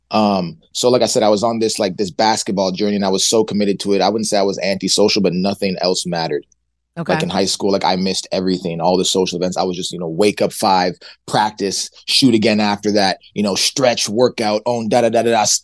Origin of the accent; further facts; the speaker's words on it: Nigeria; And I had Heineken in my basement because I'm Nigerian. My parents used to have these like Nigerian parties.